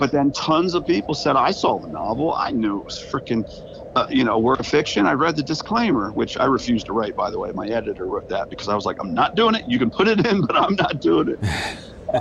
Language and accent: English; Edgewood, Maryland, United States; now in Bel Air, United States; Edgewood, my hometown